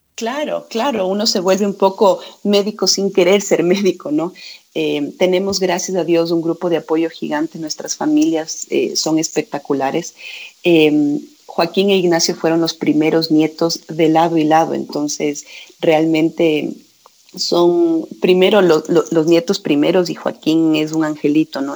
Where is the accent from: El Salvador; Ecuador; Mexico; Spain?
Ecuador; Quito, Pichincha; yo soy quiteña